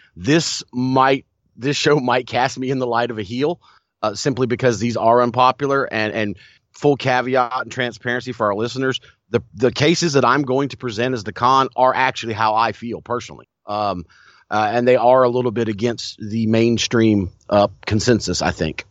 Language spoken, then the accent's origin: English; Crockett territory, the South, United States; growing up in the Crockett territory